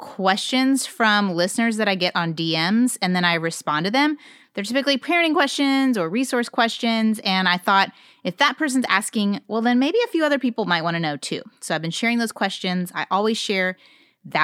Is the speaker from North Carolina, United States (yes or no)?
no; Indianapolis, Indiana, United States; That's my hometown